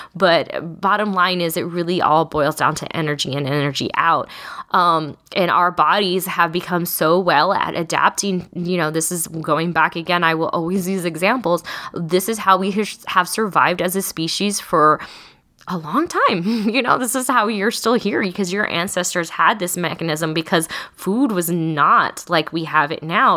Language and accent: English; Texas, United States; I'm also from Texas